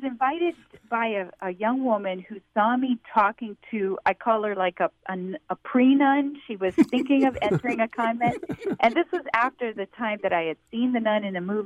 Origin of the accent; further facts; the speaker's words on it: South Louisiana, United States; moved away; I grew up in South Louisiana